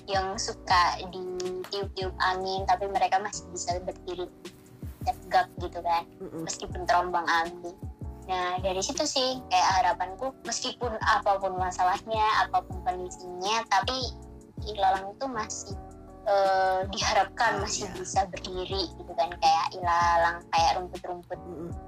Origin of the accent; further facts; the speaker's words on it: Gresik, East Java, Indonesia; desa kan aku asal gersik nih hmm, Gresik. desanya iya. itu di desa Mojo Tengah